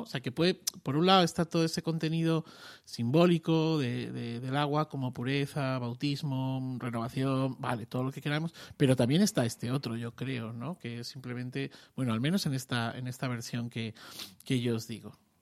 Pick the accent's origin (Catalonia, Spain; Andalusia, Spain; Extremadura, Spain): Extremadura, Spain; yo soy extremeño